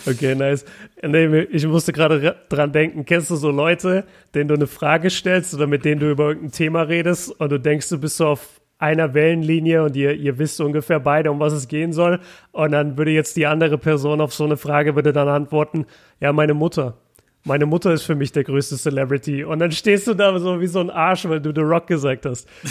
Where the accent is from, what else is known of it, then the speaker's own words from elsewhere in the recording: Germany; als Deutscher